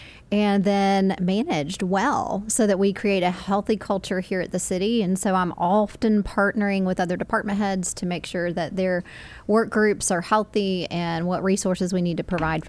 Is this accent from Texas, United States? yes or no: no; Spartanburg, South Carolina, United States; I grew up in Spartanburg.